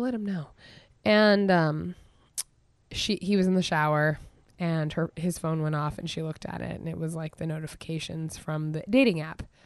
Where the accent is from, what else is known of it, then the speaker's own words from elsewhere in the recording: Goat Creek, Matanuska Valley, Alaska, United States; I'm from Goat Creek